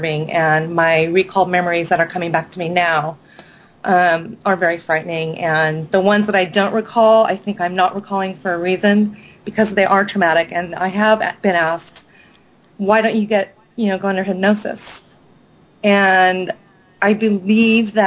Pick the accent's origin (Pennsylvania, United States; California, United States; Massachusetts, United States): California, United States; Newbury Park; I was about 7 years old when we moved to a place called Newbury Park, which is about 40 miles north of Los Angeles